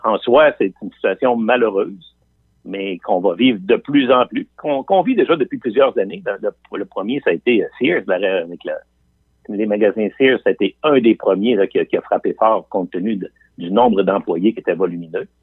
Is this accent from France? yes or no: no; Quebec City, Quebec, Canada; je viens de Limoilou. Je viens de, je viens de ce qu'on appelle l'Anglopole à trois coins de rue